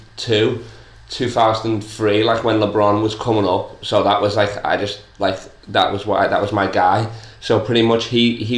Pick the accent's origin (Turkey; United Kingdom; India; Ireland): United Kingdom; England; I'm English